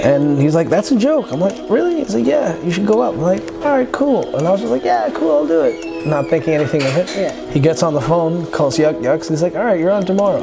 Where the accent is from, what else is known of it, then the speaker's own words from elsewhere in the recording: Toronto, Ontario, Canada; I grew up in Scarborough mm -hmm. to a Seventh-day Adventist immigrant Filipino mother